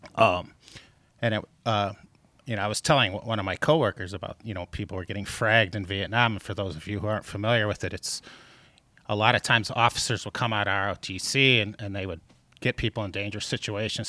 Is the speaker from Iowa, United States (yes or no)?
no; outside Detroit, Michigan, United States; I grew up outside Detroit